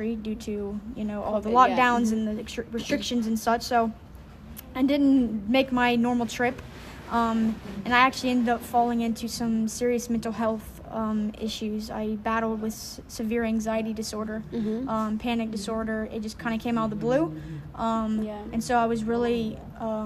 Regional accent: Louisiana, United States; moved away as an adult; now in Zambia; I am from the United States of America in a little small southern state called Louisiana. I was born and raised by two incredible parents.

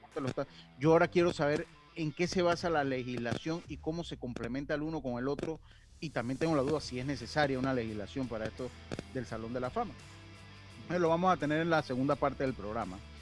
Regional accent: Los Santos, Panama; also born or lived in Chiriquí; now in Panama City, Panama; Soy cédula siete, entonces. Y me fui muy joven allá a vivir a Panamá, yo jamás me he podido considerar capitalino, nunca y con el respeto de los capitalinos, que los, ah, eh, los estimo mucho, eh, pero yo soy santeño

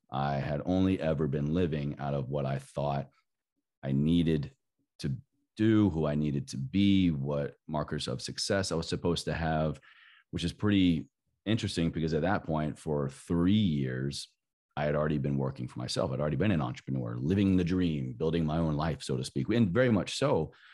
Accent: Southwest Virginia, United States; growing up in Southwest Virginia in the Bible Belt

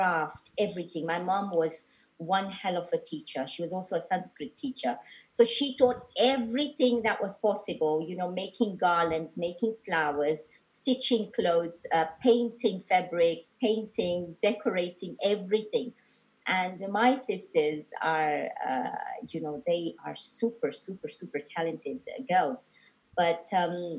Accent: Mombasa, Mombasa County, Kenya; we were born and brought up in Mombasa.

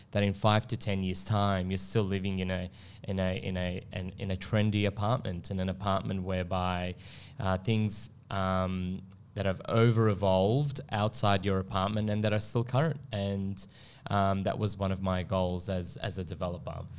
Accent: Melbourne, Victoria, Australia; moved away as an adult; now in Sydney, Australia; I am from Melbourne

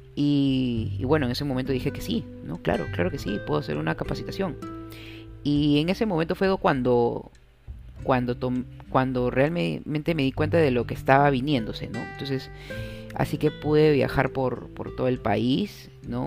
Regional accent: Peru; soy un peruano más, un peruano más orgulloso de mi país

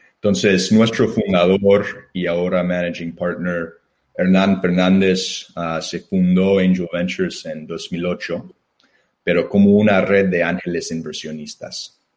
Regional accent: Chicago, Illinois, United States; Spanish is a second language; moved away; nací en, Chicago, soy estadounidense y creo que ustedes pueden notar por mi acento. y, bueno, soy, soy de la ciudad.

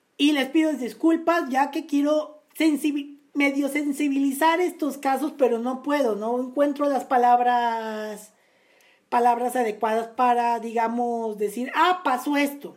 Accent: Naucalpan, State of Mexico, Mexico; municipio de Naucalpan, municipio de donde yo nací

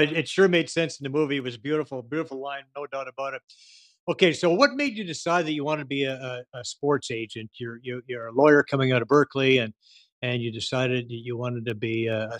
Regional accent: Edmonton, Alberta, Canada; I grew up in Edmonton

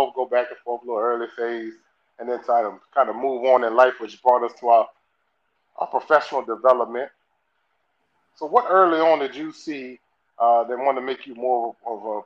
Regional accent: Tappahannock, Virginia, United States; I'm so country. I'm real country with it. So it's not just the Southern. I'm from Tappahannock, Virginia.

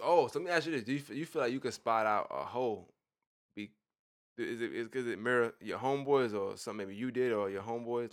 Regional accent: New York, United States; I'm from New York

